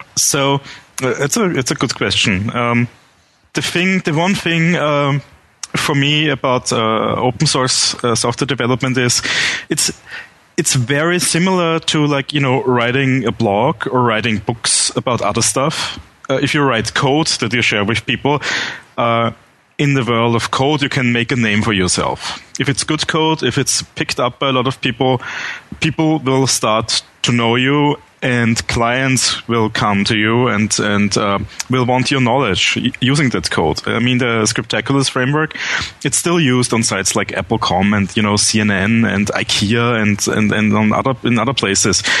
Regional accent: Vienna, Austria; English is a second language; I'm from Vienna, Austria, born and raised there. So pardon my accent

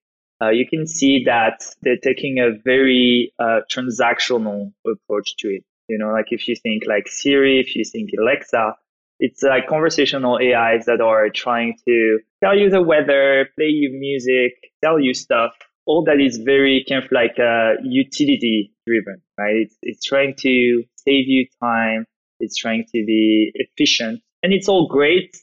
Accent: France; accent: French; English is a second language; as you can probably hear from my accent, I'm French. I grew up in France, went to study in France

